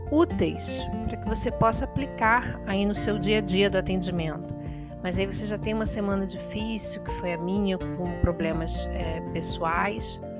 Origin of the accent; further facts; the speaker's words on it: Itaperuna, Rio de Janeiro, Brazil; porque eu sou nascida e criada em Itaperuna. Eu sei que Itaperuna é uma cidade pequena